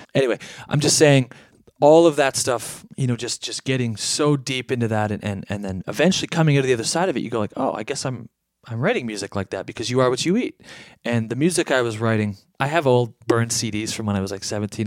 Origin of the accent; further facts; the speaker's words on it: Canada; As a Canadian kid